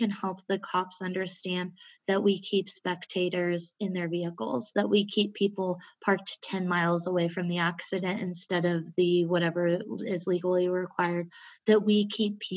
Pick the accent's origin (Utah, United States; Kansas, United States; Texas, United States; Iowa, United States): Kansas, United States; Southwest; growing up in Southwest Kansas